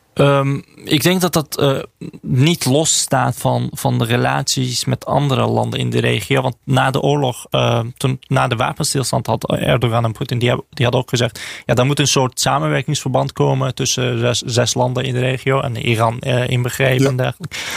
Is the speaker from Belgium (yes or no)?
no; Azerbaijan; moved away; ik, ik kom zelf uit Azerbeidzjan